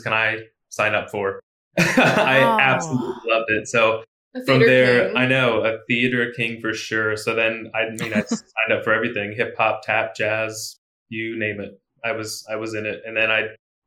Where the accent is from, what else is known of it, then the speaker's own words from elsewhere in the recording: Elizabethtown, Pennsylvania, United States; my hometown is Elizabethtown, Pennsylvania